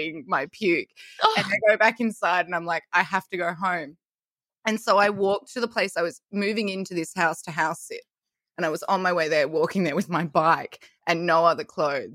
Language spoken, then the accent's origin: English; Melbourne, Victoria, Australia; I'm from Melbourne